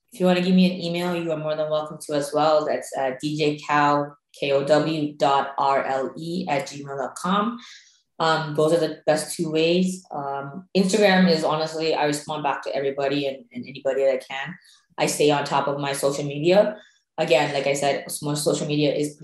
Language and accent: English; Sri Lanka; moved away; Growing up in Sri Lanka.